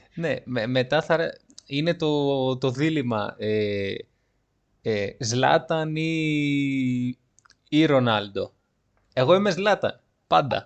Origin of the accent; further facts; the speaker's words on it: Livadeia, Central Greece, Greece; moved away; Μου λέει από πού είσαι, του λέω από Λιβαδιά